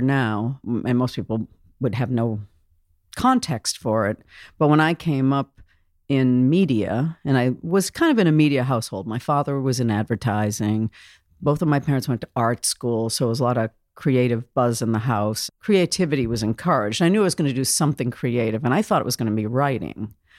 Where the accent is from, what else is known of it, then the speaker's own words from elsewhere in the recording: Boston, Massachusetts, United States; moved away as an adult; now in Vancouver, Washington, United States; I'd come from Boston, Massachusetts. I love my hometown